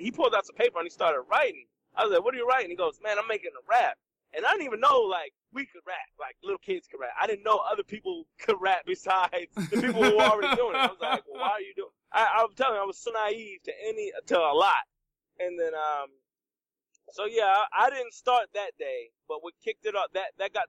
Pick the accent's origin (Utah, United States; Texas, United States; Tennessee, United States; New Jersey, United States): New Jersey, United States; Trenton; I grew up in Trenton, New Jersey